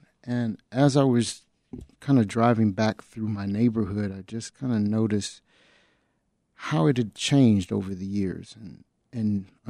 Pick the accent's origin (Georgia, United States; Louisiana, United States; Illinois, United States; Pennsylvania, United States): Illinois, United States; Chicago; I grew up on the South Side of Chicago, born and raised not that far from where we're building the studio.